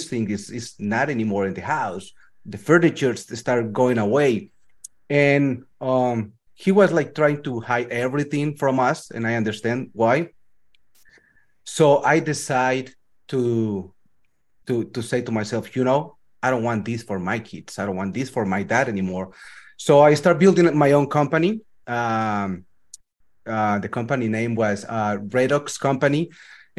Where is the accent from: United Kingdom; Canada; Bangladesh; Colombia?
Colombia; moved away; I'm from Colombia. I am a material engineer